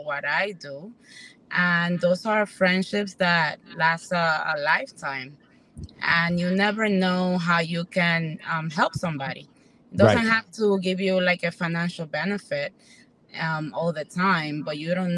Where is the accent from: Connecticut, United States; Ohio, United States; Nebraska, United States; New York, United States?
New York, United States; moved away as an adult; also born or lived in Santo Domingo, Dominican Republic / Manhattan / Bronx; now in Florida, United States; was born in Santo Domingo and raised in New York